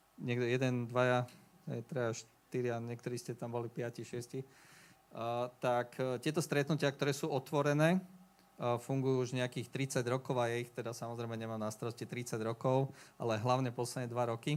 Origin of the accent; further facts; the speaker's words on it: Bratislava, Bratislava Region, Slovakia; moved away as an adult; now in Leopoldov, Slovakia; Ja som bol z Bratislavy pôvodne